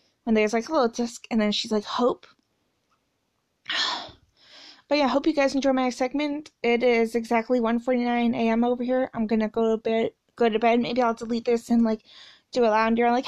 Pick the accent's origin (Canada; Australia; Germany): Canada; I'm Canadian